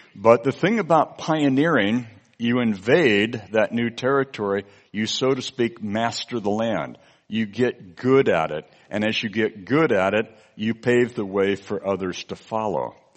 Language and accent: English; California, United States; my home state in California